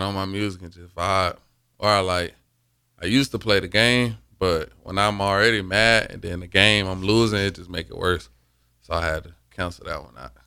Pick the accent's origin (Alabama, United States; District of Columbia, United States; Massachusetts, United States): Alabama, United States; Mobile; moved away as an adult; now in Lincoln, United States; my hometown, Mobile.